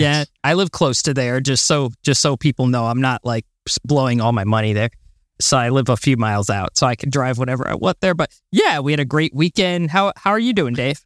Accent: United States; I'm American

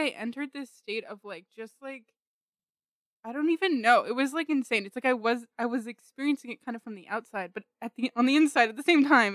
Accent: Pleasanton, California, United States; I was born in Pleasanton, California

